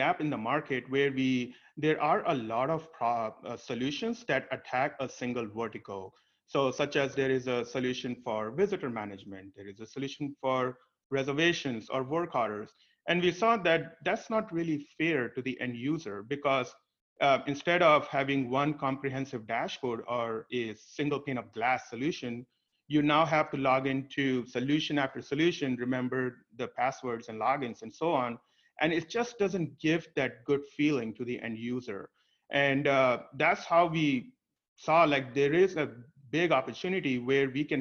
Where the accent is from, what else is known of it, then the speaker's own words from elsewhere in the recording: India; moved away; I was born and brought up in India